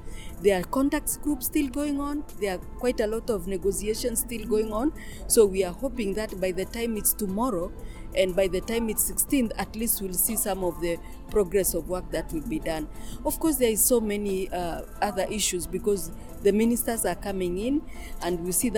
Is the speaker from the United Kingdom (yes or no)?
no; Kenya; I'm from Kenya. I'm a Maasai